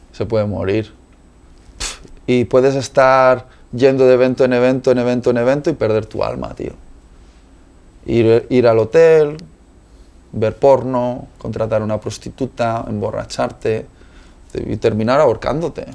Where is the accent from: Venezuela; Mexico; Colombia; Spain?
Spain; Yo soy español también